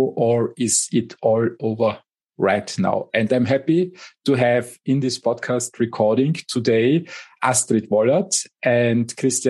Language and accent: English; Austria; my home country, Austria